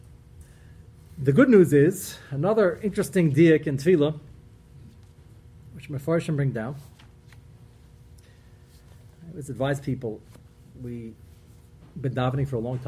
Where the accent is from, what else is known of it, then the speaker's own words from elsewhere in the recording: Brooklyn, New York, United States; I'm from Brooklyn